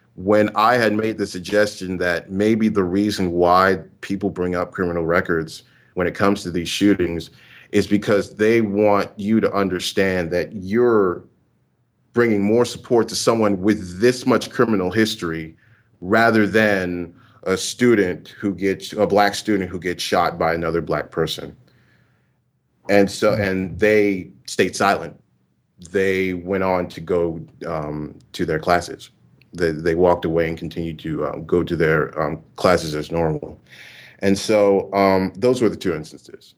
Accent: Houston, Texas, United States; now in Louisiana, United States; I was born in Houston, Texas, but I'm in a university in Louisiana

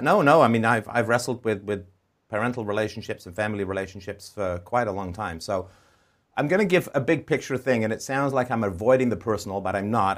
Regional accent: England, United Kingdom; moved away; also born or lived in Ireland / Canada; I was, uh, born in Ireland. I grew up in England. I was moved in the seventies with my family to Canada

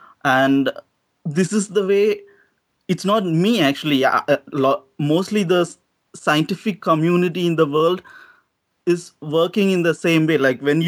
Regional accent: South India, India; moved away; I'm from South.

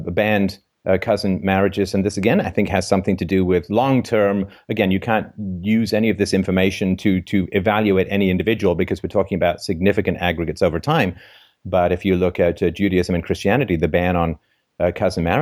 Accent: England, United Kingdom; also born or lived in Ireland; I was born in Ireland, but I grew up in England

